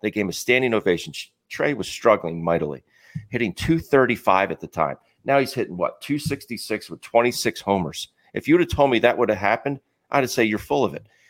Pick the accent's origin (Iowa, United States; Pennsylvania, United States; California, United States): Pennsylvania, United States; Philadelphia; having grown up here, going to all the games as a kid